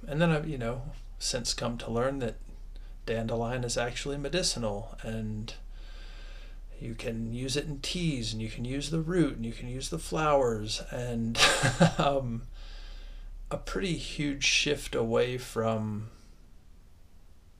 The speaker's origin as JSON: {"language": "English", "region": "Ohio", "country": "United States", "tie": "born or raised there", "said": "I was raised in Ohio"}